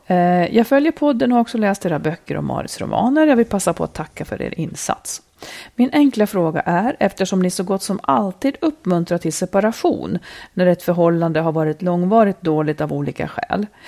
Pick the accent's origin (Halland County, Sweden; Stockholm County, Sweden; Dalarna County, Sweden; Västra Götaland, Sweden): Dalarna County, Sweden; moved away; also born or lived in Roslagen; Det var liksom mina rötter. Jag kommer ju också från Dalarna.